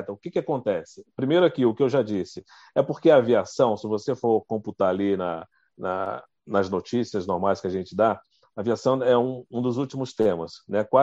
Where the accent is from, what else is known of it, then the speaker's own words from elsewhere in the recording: Brasília, Federal District, Brazil; Eu sou de Brasília, lá em Brasília, a gente está sempre lá cobrindo os setores